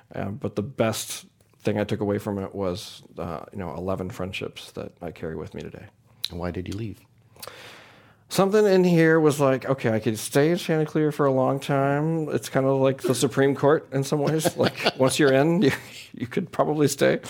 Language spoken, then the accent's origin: English; St. Louis, Missouri, United States; I grew up in St. Louis, Missouri, in a pretty conservative community